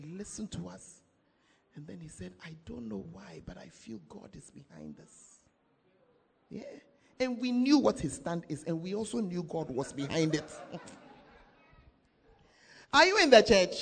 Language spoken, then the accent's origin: English; Accra, Greater Accra, Ghana; moved away; I am from Accra. I have not lived there for the past 30-something years